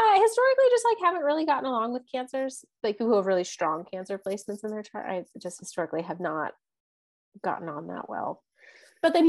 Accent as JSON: {"language": "English", "region": "Texas", "country": "United States", "tie": "born or raised there", "said": "growing up in Texas"}